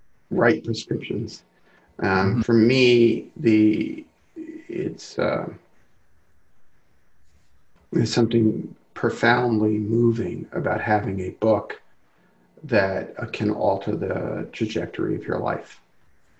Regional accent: New York City, New York, United States; I grew up in Brooklyn

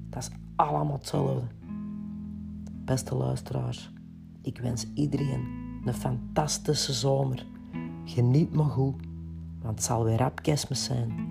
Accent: Kempen, Belgium; want bij ons in de Kempen is dat iets anders. Het is een tarottentrekker.

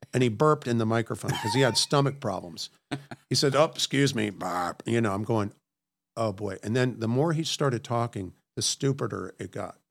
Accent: Washington, D.C. area, Maryland, United States; moved away; I grew up in Washington, D C area, actually in Maryland

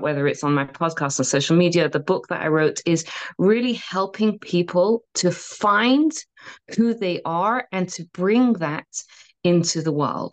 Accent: London, United Kingdom; moved away as an adult; also born or lived in Israel / Berlin / Calgary / Vancouver; now in Denver, United States; I grew up in London in the UK

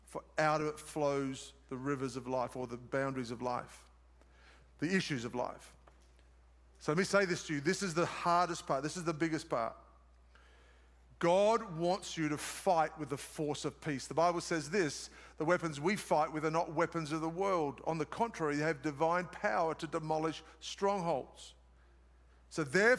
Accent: Australia; accent: Australian; moved away; It's my Australian accent

